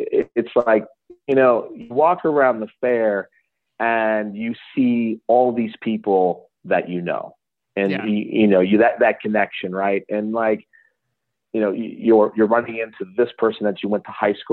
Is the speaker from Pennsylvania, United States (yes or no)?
no; Lowellville, Ohio, United States; I grew up in Lowellville